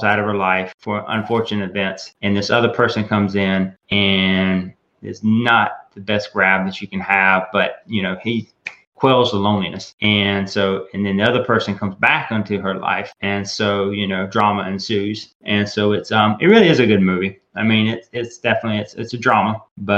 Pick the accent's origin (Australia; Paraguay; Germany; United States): United States; the South; I was born and raised in the South